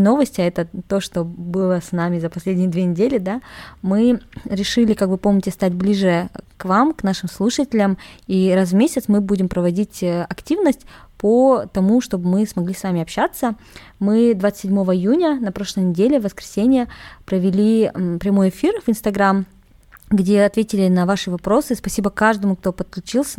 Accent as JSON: {"language": "Russian", "country": "Kazakhstan", "said": "Я казашка"}